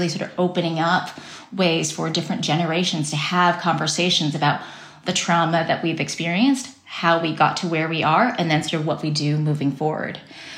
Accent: Taiwan; my home country, Taiwan

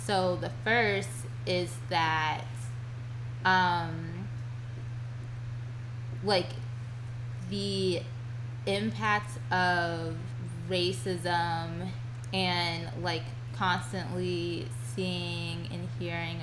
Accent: Virginia, United States; I'm from Virginia

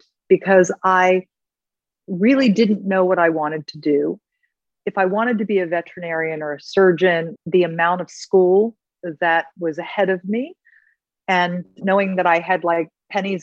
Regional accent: Maryland, United States; I grew up in Maryland in a small town

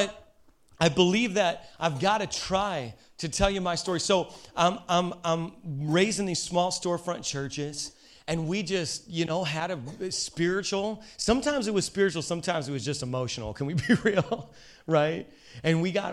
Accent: Hammond, Indiana, United States; I was raised in Hammond, Indiana

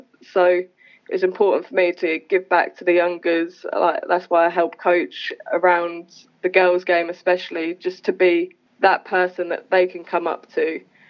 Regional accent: East of England, United Kingdom; I think it's the same as every British athlete. So I started in school, and then I got told by my PE teacher to go to trials, and went to Suffolk trials, got in there.

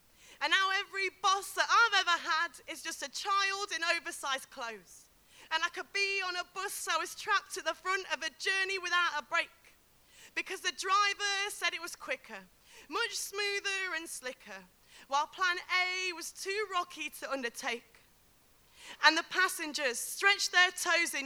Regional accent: Derby, East Midlands, United Kingdom; from Derby

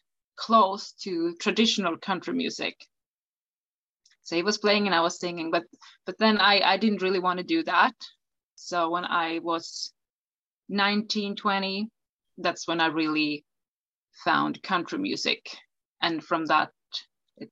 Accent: Umeå, Västerbotten County, Sweden; English is a second language; Up in the northern part of Sweden called Umeå. And I grew up here.

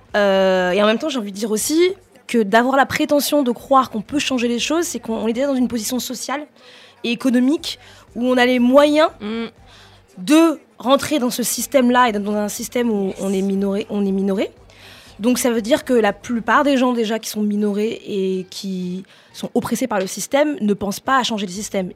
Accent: France; on est français

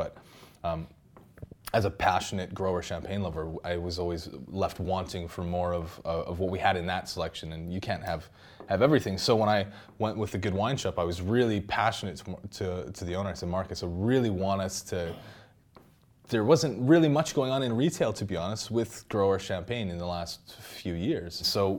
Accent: Saskatchewan, Canada; I'm from Saskatchewan. I can't not pronounce that S.

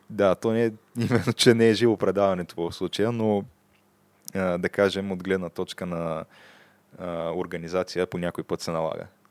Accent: Targovishte, Targovishte Province, Bulgaria; now in Sofia, Bulgaria; родния ми град Търговище

